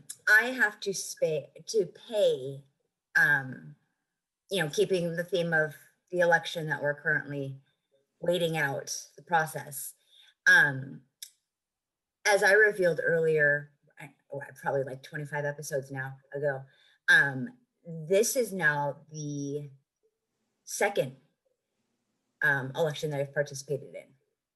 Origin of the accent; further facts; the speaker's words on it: California, United States; being a Californian